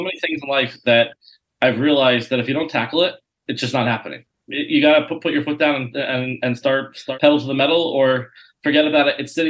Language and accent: English; Colorado, United States; I grew up in Colorado, and we'd drive to Nebraska or Las Vegas or whatever. And my parents would sit in the back, and we'd sit on the seating area and have Shabbos meal. And we'd make Kiddush going down the highway.